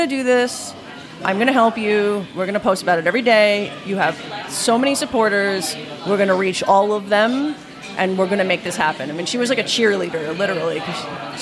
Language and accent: English; New York City, New York, United States; moved away as an adult; now in Los Angeles, United States; I'm not from Italy. I'm from New York.